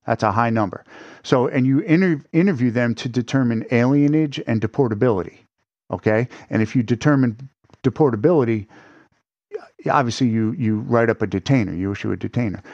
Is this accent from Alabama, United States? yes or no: no; north of New York City, United States; moved away; also born or lived in Pennsylvania; I'm actually from, uh, right north of the city, upstate.